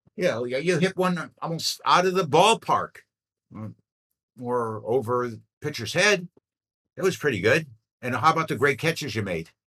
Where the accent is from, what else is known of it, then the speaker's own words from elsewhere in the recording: Midwest, United States; I grew up in the Midwest